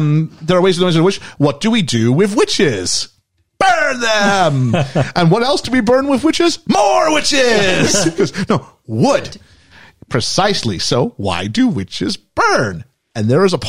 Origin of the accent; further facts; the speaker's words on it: Canada; as a Canadian teenager